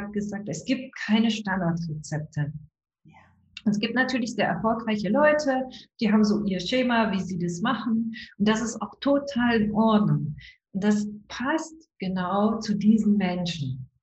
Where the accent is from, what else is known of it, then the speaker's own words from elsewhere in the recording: Brandenburg, Germany; Ich bin übrigens auch in Brandenburg groß geworden, ja.